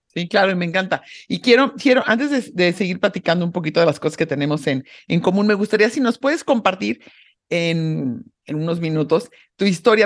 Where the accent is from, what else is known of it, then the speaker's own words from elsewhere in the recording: Mexico; soy una mexicana súper orgullosa de ser mexicana